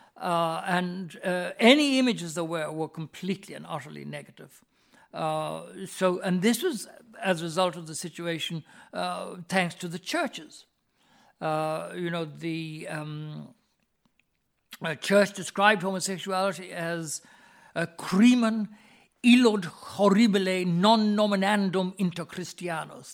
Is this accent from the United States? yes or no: no; Ireland; my mother's family had been in this country for several thousand years